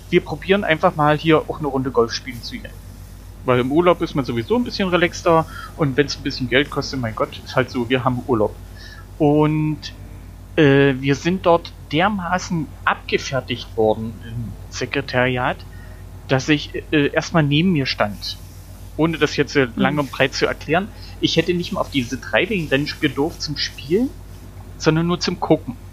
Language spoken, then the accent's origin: German; East Germany, Germany; ihr wisst ja, ich komme aus dem Osten, wir hatten ja nichts.